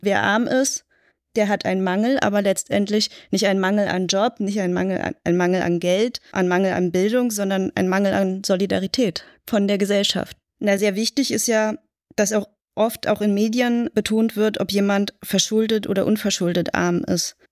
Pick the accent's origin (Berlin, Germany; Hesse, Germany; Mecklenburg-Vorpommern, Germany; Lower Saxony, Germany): Berlin, Germany; Ich bin in West-Berlin aufgewachsen